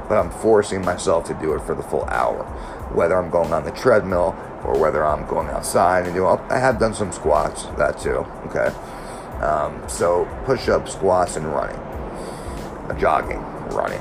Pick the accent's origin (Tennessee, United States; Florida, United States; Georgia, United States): Florida, United States; South; also born or lived in New York; I was born in New York, raised down here, South Florida